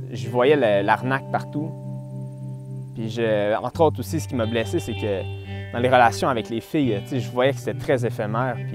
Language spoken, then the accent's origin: French; Lorraine, Quebec, Canada; Je viens de Lorraine, une petite ville euh, située en banlieue de Montréal, sur la rive nord, pas à Laval, un peu, plus au nord.